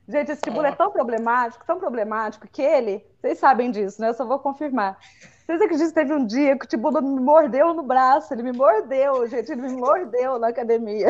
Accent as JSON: {"language": "Portuguese", "region": "Minas Gerais", "country": "Brazil", "accent": "mineirês", "said": "eu acho muito bonito o nosso regionalismo. Eu não acho Duvido. o nosso uai, nós fumo, nós voltemos. Enfim, eu acho isso, eu, eu, acho gostoso o mineirês."}